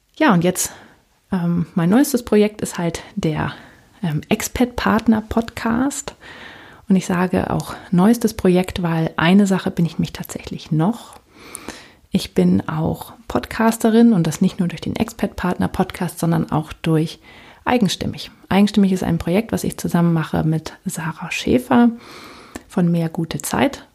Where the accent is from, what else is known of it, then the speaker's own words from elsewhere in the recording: Northern Germany, Germany; also born or lived in United States; now in Palatinate, Germany; Ich komme ursprünglich aus Norddeutschland